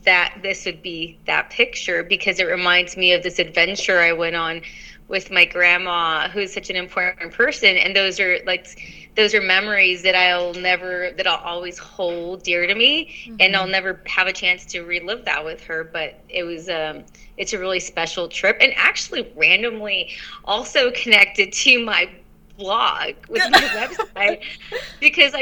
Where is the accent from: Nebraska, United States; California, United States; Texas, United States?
California, United States; Los Angeles; they met in Los Angeles, and that's where I was born.